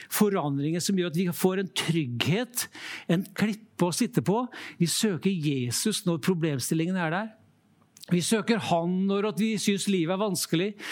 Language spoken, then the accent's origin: Norwegian; Trøndelag coast, Norway; moved away; also born or lived in Lofoten; Jeg vokste opp ved Trøndelagskysten